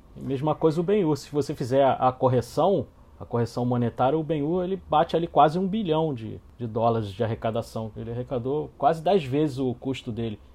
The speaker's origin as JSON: {"language": "Portuguese", "region": "Rio de Janeiro", "country": "Brazil", "said": "Eu sou aqui do Rio de Janeiro"}